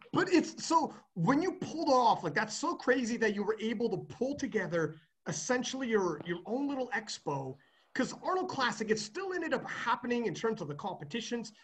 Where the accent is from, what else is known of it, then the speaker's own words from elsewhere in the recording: Canada; I'm a Canadian